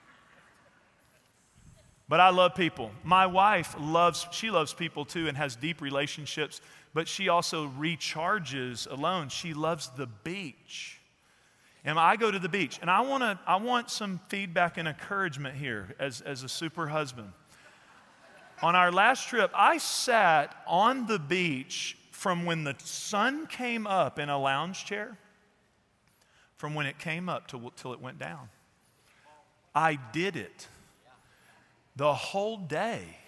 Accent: Fort Worth, Texas, United States; I'm from Fort Worth too

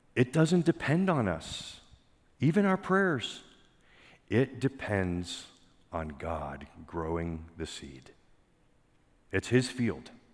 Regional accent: Pennsylvania, United States; I grew up in Pennsylvania

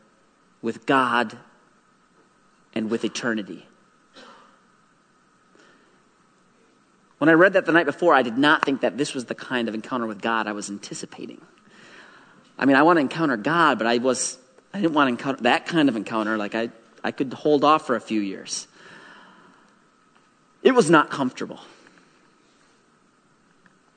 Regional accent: Wisconsin, United States; moved away as an adult; also born or lived in Durban, South Africa; now in Burundi; I'm from Wisconsin

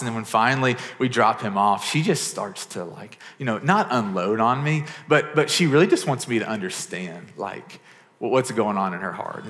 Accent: Murray, Kentucky, United States; the small town I grew up in Murray, Kentucky

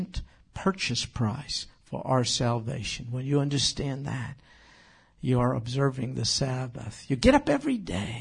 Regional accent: New York, United States; I grew up in New York. It gets cold there

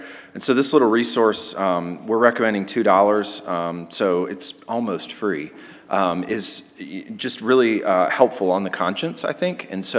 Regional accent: United States

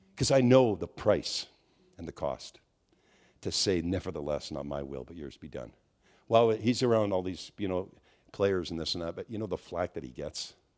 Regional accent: Quebec, Canada; I'm from Quebec

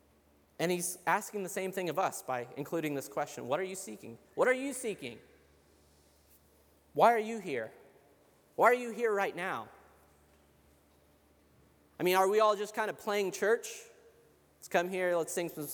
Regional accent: Cincinnati, Ohio, United States; I'm from Cincinnati.

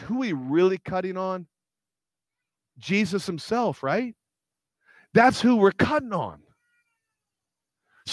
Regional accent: United States; I'm American.

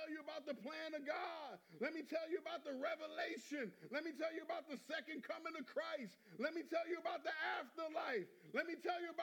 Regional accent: New York, United States; I come from New York

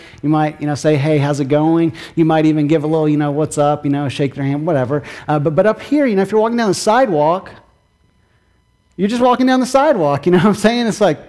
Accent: Kentucky, United States; also born or lived in North Carolina, United States; now in New England, United States; my own personal experience of moving from the Southeast, North Carolina, before that grew up in Kentucky, to the Northeast

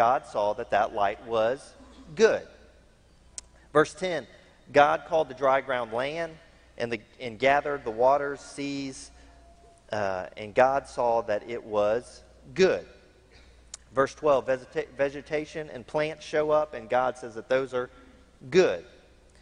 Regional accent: United States; being an American

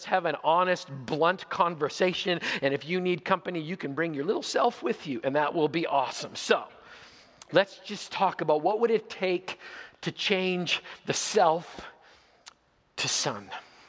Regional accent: Zweibrücken, Rhineland-Palatinate, Germany; born there; I was born in Zweibrücken, West Germany. My father was a member of Her Royal Majesty's Royal Canadian Air Force. So I was born in Germany on a Canadian military base.

